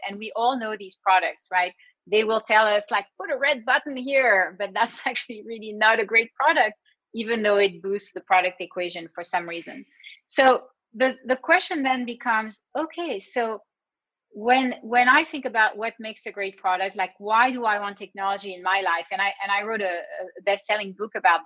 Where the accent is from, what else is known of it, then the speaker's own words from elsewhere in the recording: California, United States; I'm from California